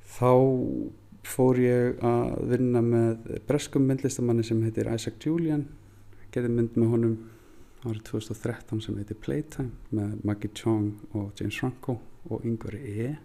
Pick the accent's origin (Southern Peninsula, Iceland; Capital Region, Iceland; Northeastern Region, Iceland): Northeastern Region, Iceland; Húsavík; moved away; elst ég upp þannig á Húsavík